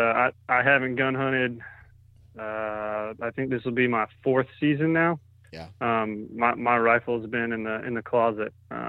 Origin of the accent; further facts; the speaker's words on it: Greenville, South Carolina, United States; Well, I'm from Greenville, South Carolina, and I work in the firearms industry.